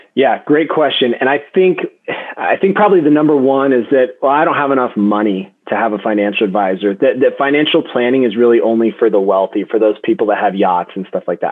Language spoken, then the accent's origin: English; Denver, Colorado, United States; I was born and raised in Denver. I'm a Colorado native